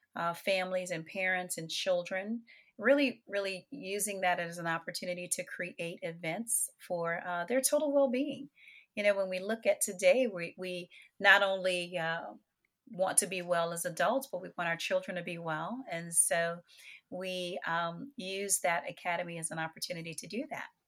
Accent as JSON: {"language": "English", "town": "New Orleans", "region": "Louisiana", "country": "United States", "tie": "born or raised there", "said": "I am, New Orleans, Louisiana. I grew up on Music Street"}